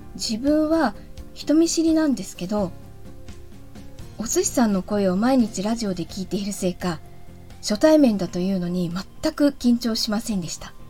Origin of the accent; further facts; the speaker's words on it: Chigasaki, Kanagawa, Japan; 子供の頃は茅ヶ崎に住んでいたんですけど